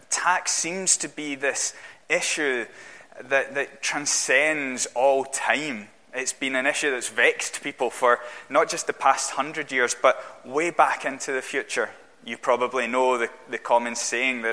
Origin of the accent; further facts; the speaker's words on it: Glasgow, Scotland, United Kingdom; moved away as an adult; also born or lived in Manchester; I grew up in Glasgow. You can probably tell that from my accent.